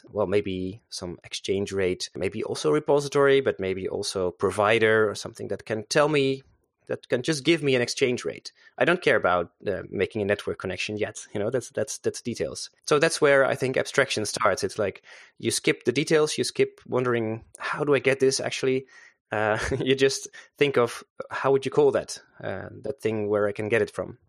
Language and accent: English; Netherlands; also born or lived in Zeist; I'm a Dutch guy. Uh, so I'm from Holland. Uh, I live here in, uh, Zeist with, uh, my family.